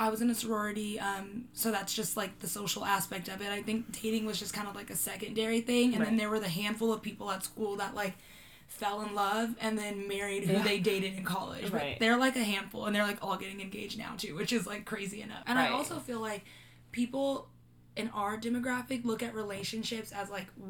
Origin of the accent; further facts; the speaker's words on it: Los Angeles, California, United States; I'm from Los Angeles